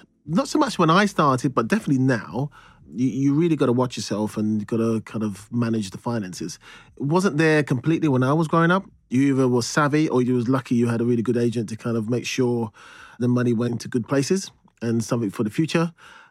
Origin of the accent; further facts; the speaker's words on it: London, United Kingdom; I'm from East London, Plaistow, Stratford, nine brothers, two sisters